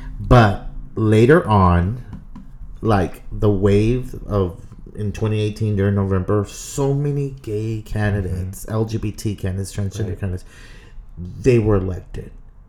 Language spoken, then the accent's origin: English; Brownsville, Texas, United States; I'm from Brownsville, so I'm very familiar with Del Rio.